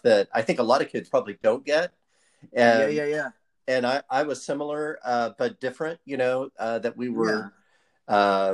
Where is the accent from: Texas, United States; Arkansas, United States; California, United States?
Texas, United States; Dallas; moved away as an adult; also born or lived in Wichita / East Coast / New York; I'm originally from North Texas, from Dallas